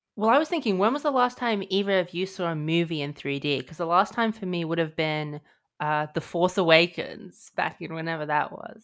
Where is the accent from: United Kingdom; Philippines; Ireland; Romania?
United Kingdom; I'm British